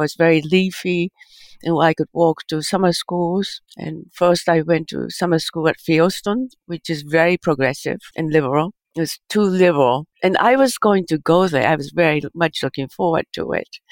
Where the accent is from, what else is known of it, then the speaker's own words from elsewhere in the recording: Japan; moved away; I think my childhood in Japan is I grew up uh, post World War II